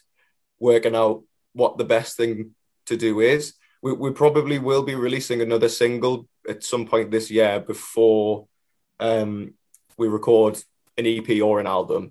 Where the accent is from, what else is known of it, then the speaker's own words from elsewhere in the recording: Newcastle upon Tyne, North East England, United Kingdom; the first gig's going to be sort of in my hometown